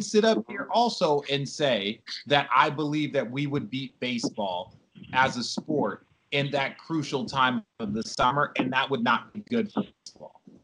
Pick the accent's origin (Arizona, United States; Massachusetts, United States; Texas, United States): Arizona, United States; also born or lived in New York; now in Los Angeles, United States; I grew up in Arizona